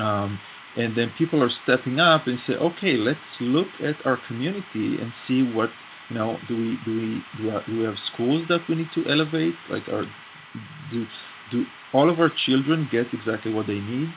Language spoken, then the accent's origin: English; Israel; I grew up in Israel and in the navy